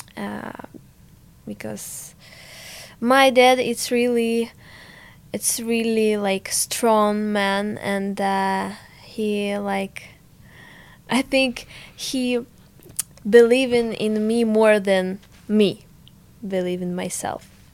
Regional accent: Ukraine; English is a second language; moved away as an adult; now in Sweden; I so missed to my home, to my dad, to all my stuff because so I have so many memories from my childhood, from my hometown.

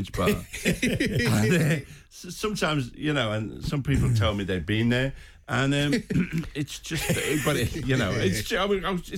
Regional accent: Liverpool, North West England, United Kingdom; I was born in Anfield, you know, about 500 yards from the ground.

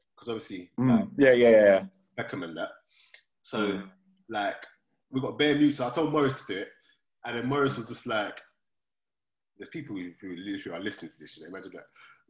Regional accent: London, United Kingdom; No one said anything too mad growing up in South London, blah, blah, blah.

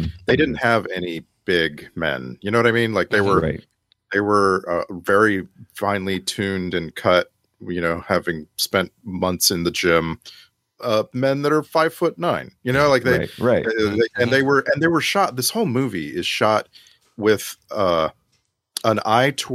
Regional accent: United States; also born or lived in Austin, Texas; my little boy growing up in America

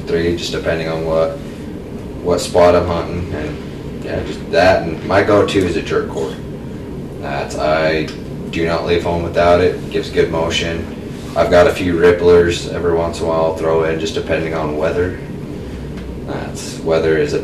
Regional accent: Utah, United States; I'm from Utah, born and raised.

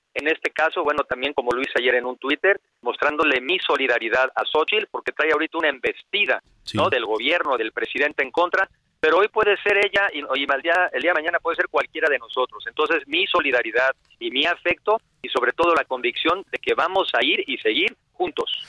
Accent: Mexico City, Mexico; yo soy de la Ciudad de México, a los siete años nos movieron nuestros papás a, Coyoacán

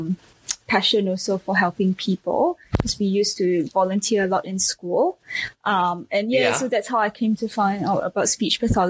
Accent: Singapore; I was born and raised in Singapore

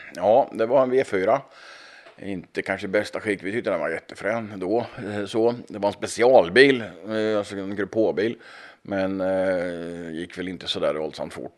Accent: Östergötland, Sweden; Hemma i Östergötland

